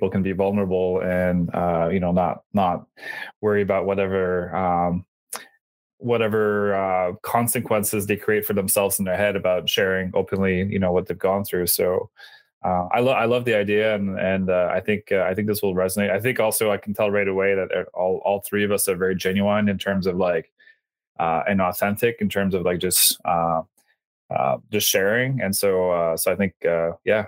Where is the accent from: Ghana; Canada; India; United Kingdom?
Canada; Bathurst, New Brunswick; I'm from Bathurst, New Brunswick